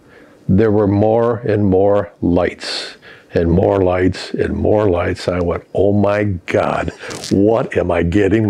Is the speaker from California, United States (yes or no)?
no; Grosse Pointe, Michigan, United States; moved away as an adult; also born or lived in Grand Rapids, Michigan / Flint, Michigan / New York; now in Charlotte, United States; I grew up in the little suburb of Detroit, Grosse Pointe. Was there through college. I went to college in Michigan, okay, little tiny school in Grand Rapids.